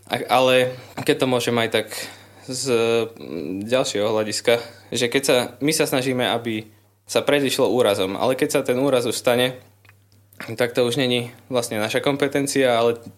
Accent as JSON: {"language": "Slovak", "town": "Lubochňa", "region": "Žilina Region", "country": "Slovakia", "said": "som z Lubochne, mám 20 rokov a študujem na katedre verejného zdravotníctva na Katolíckej univerzite v Ružomberku."}